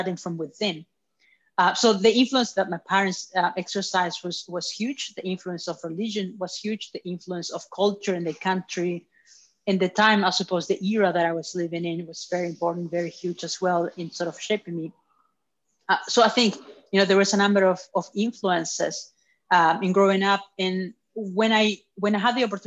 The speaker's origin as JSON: {"language": "English", "country": "Chile", "tie": "born or raised there", "moved": "yes", "lives_now": "Australia", "said": "I was born in Chile 30-some years ago."}